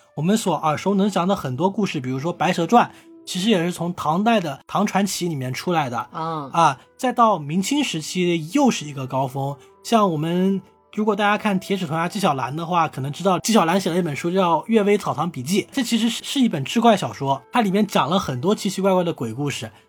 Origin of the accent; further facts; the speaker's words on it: Hunan, China; 对，像大老师的家乡福建啦，和我的家乡湖南啦，对不对？都是，